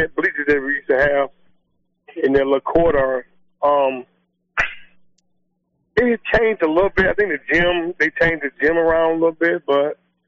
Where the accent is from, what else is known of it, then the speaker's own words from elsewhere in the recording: Atlanta, Georgia, United States; I was born in Grady Hospital, as they say. In Atlanta, Grady baby